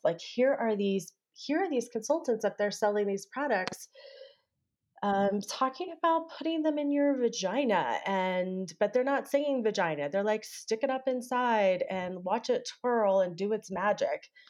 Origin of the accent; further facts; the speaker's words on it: Texas, United States; I grew up in Texas